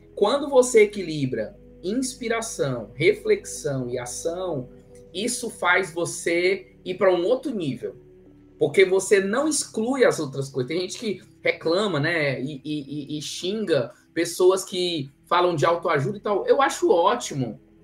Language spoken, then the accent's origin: Portuguese; Ceará, Brazil; now in Campinas, Brazil; Eu sou cearense